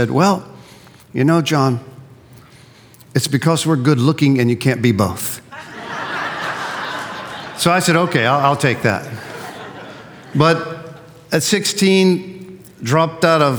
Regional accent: Gulf Coast, Florida, United States; I did grow up in Florida on the Gulf Coast

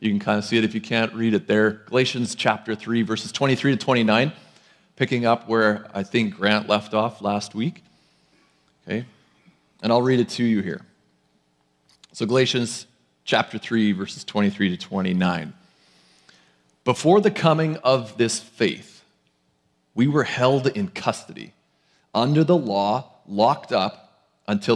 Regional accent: Lloydminster, Saskatchewan, Canada; now in Abbotsford, Canada; I'm also somebody that hails from Lloydminster, Saskatchewan

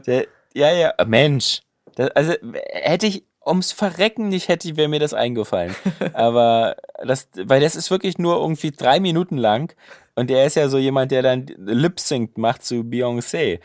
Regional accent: Germany; als Deutscher

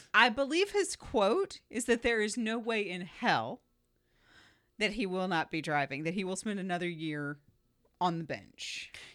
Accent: Southeast Florida, United States; moved away; I grew up in Florida

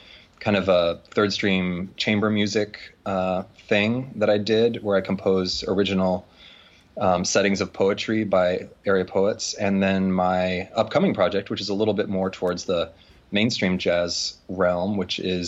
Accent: Omaha, Nebraska, United States; moved away as an adult; also born or lived in Appleton, Wisconsin; now in New York, United States; I'm originally from Omaha, Nebraska, and I grew up in Omaha

